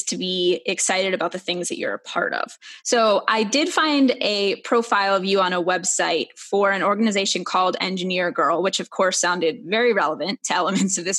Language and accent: English; New York City, New York, United States; now in Wisconsin, United States; I am from Brooklyn